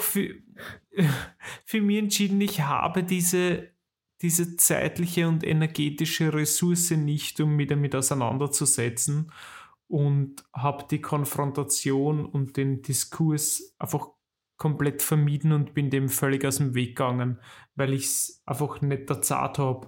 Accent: Weinviertel, Lower Austria, Austria; moved away; wenn ich in meine alte Heimat komme und ins Weinviertel rausfahre

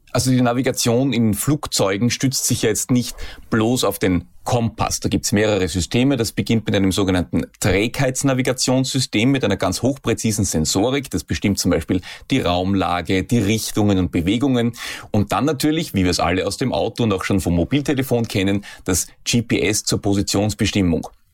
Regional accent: Austria; hier bei uns in Österreich

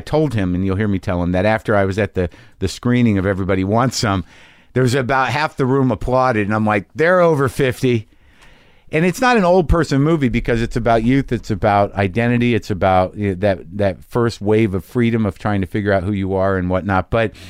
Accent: Albuquerque, New Mexico, United States; I'm from Albuquerque. It all felt familiar to me.

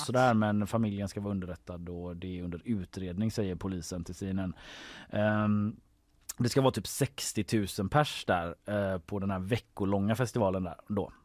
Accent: Gothenburg, Västra Götaland, Sweden; Så jag växte upp i Haga

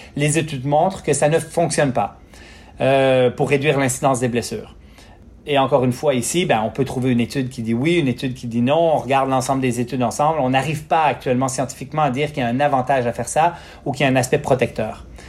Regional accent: Quebec, Canada; j'ai grandi au Lac-Saint-Jean sur une ferme

